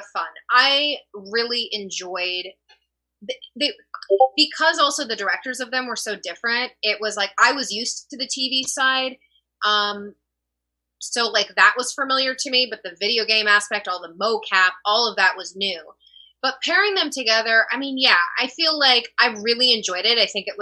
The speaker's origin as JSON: {"language": "English", "region": "Texas", "country": "United States", "tie": "born or raised there", "said": "I grew up in Texas"}